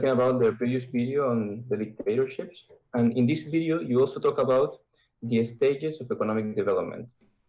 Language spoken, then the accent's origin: English; Chile; because I'm from Chile